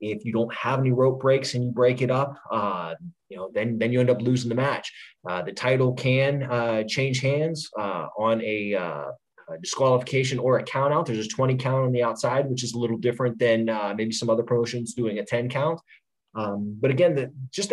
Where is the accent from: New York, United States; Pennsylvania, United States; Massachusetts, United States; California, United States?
Pennsylvania, United States; Pittsburgh; I'm from Pittsburgh.